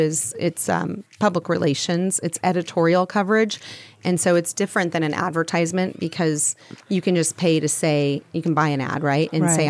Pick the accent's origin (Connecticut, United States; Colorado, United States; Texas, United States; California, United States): California, United States; Southern; moved away as an adult; also born or lived in Nevada / Medford, Oregon; I grew up in Southern California.